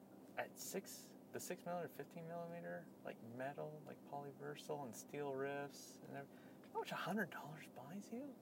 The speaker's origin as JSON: {"language": "English", "region": "New Mexico", "country": "United States", "said": "I'm from New Mexico."}